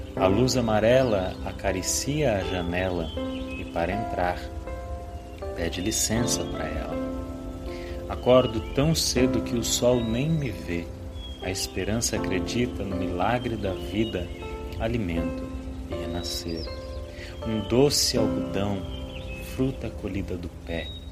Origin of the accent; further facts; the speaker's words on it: Jales, São Paulo, Brazil; Sou natural da cidade de Jales, no interior de São Paulo